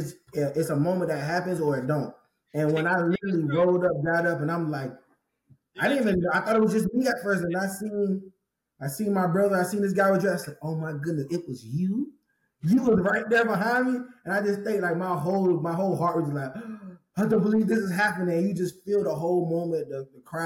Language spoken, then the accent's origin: English; St. Petersburg, Florida, United States; growing up in St. Petersburg, Florida, in high school